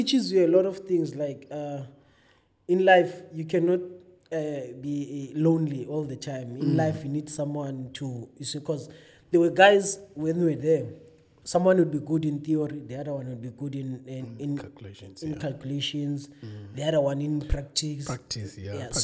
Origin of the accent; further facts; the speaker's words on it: Johannesburg, Gauteng, South Africa; moved away; also born or lived in Cape Town; I come from Johannesburg. So language was never a barrier